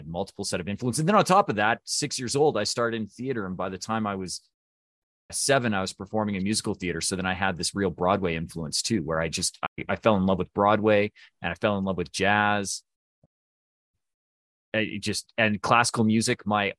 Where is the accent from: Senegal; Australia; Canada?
Canada; Alberta; So I grew up in a very small rural town in southern Alberta, which is basically the Canadian equivalent of Texas.